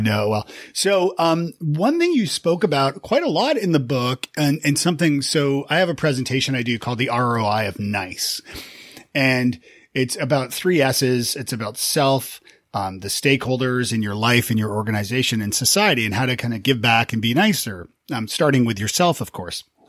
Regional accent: Canada; moved away as an adult; also born or lived in Toronto; now in Nashville, United States; being Canadian

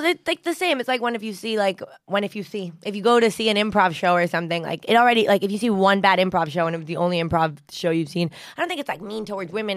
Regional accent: United States; accent: American; also born or lived in Argentina; My dad's Venezuelan and my mom's Mexican, and I grew up in the United States

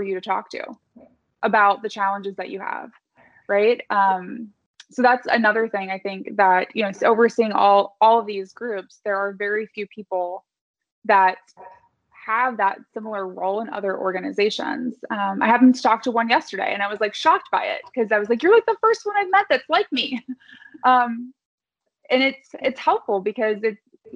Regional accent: Midwest, United States; I'm from the Midwest

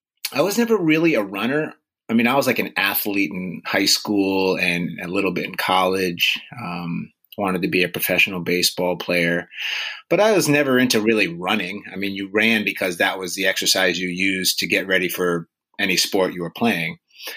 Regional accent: Cape Cod, Massachusetts, United States; now in Western Massachusetts, United States; I'm from Cape Cod. I was born August 9th, 1973, Cape Cod Hospital. I live in Western Mass now

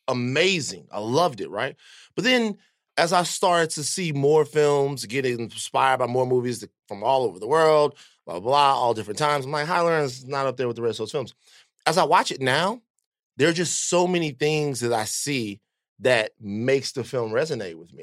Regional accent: Baton Rouge, Louisiana, United States; growing up in Baton Rouge

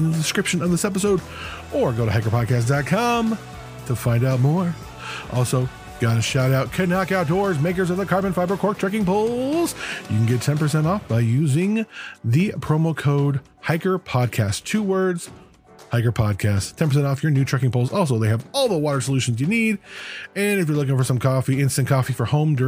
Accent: Las Vegas, Nevada, United States; I grew up a little north of there in Las Vegas.

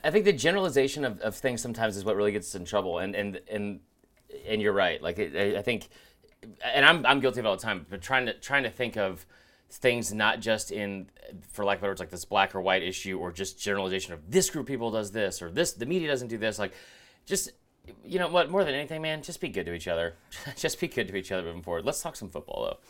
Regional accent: Stone Mountain, Georgia, United States; I love growing up in Stone Mountain

